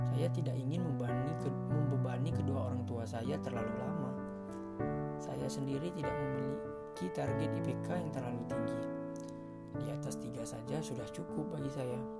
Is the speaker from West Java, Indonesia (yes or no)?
no; Curug, Banten, Indonesia; born there; Saya lahir di Curug 5 Oktober